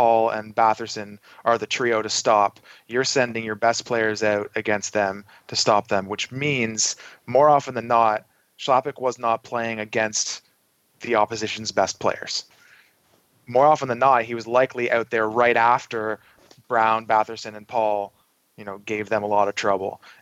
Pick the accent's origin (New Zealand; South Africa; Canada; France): Canada; outside of Toronto, Ontario; I grew up shortly outside of Toronto